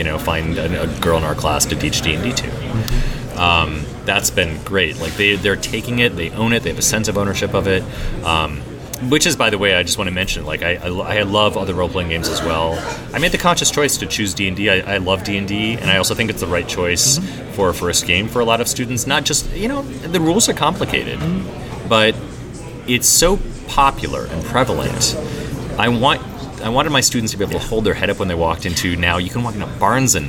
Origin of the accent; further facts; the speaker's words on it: Wisconsin, United States; now in Seattle, United States; when I was a little boy growing up in Wisconsin